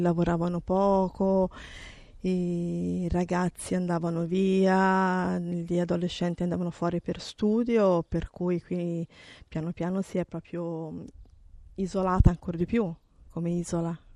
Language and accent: Italian; Livorno, Tuscany, Italy; qui era queste abitazioni che vedi erano tutte abitate, eravamo circa 20 bambini, parliamo degli anni 60